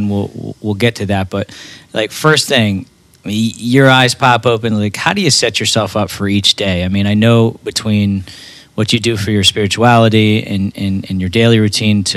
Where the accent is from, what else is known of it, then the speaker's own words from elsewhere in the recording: Westchester, New York, United States; Tim and I grew up together. We grew up in New York. We grew up on a public golf course called Briar Hall Country Club